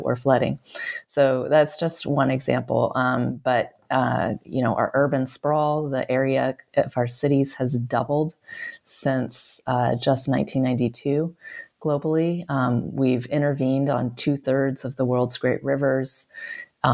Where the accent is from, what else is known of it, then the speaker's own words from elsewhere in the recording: California, United States; I grew up in California